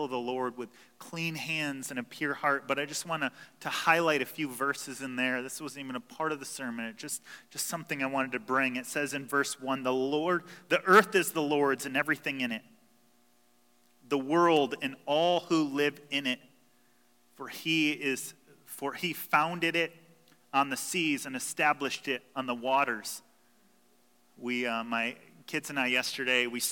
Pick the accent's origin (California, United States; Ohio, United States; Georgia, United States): Ohio, United States; Toledo; we're from Toledo